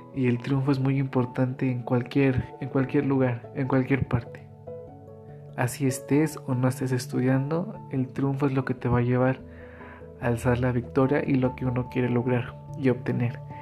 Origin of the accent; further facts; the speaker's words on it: Metepec, Hidalgo, Mexico; soy del municipio de Metepec Hidalgo